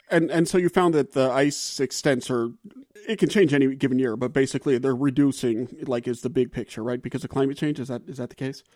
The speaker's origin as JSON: {"language": "English", "region": "the South", "country": "United States", "moved": "yes", "said": "I'm from the South"}